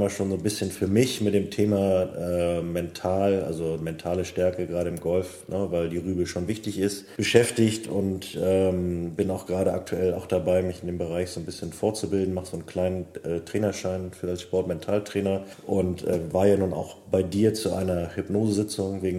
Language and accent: German; Kiel, Schleswig-Holstein, Germany; now in Flensburg, Germany; Ja, ich bin äh, Mitte 30, ähm, gebürtiger Kieler, habe auch bis zum Jahresende in Kiel eigentlich durchgehend immer gelebt. Bin jetzt äh, zu meiner Freundin Fritzi nach Flensburg gezogen